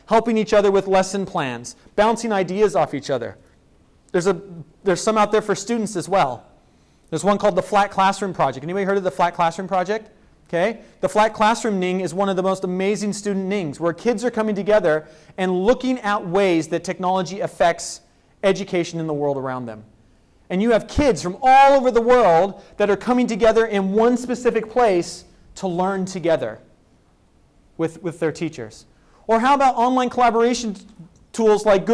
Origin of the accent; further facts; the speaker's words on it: Spokane, Washington, United States; my hometown of Spokane, Washington